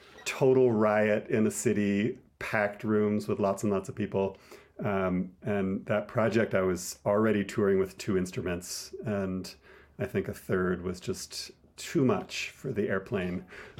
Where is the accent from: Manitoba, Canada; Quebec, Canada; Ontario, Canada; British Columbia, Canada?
Ontario, Canada; Toronto; moved away as an adult; now in Longmont, United States; I'm from Toronto originally, but I've been here for 22 years or so.